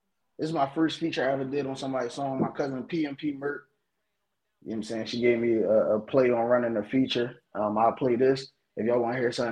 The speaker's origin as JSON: {"language": "English", "town": "Philadelphia", "region": "Pennsylvania", "country": "United States", "said": "I'm from Philly"}